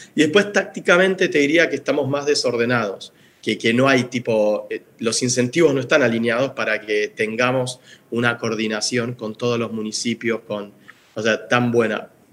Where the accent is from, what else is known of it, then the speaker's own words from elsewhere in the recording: Buenos Aires, Argentina; como porteños que somos